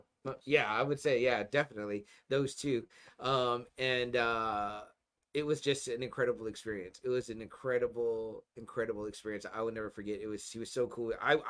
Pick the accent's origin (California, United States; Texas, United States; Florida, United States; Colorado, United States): Texas, United States; I got to ride a horse for my first time as a Texan